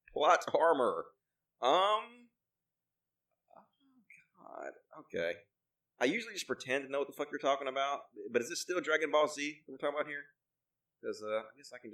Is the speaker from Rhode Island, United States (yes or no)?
no; Mississippi, United States; born or raised there